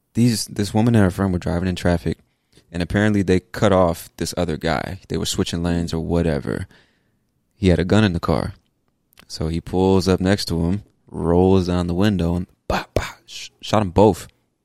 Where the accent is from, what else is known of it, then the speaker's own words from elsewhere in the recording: California, United States; I was like, I came from California. That's not something you see.